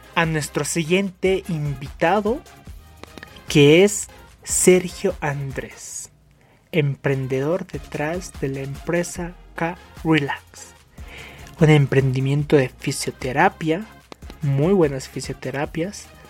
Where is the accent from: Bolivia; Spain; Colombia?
Bolivia; Somos bolivianos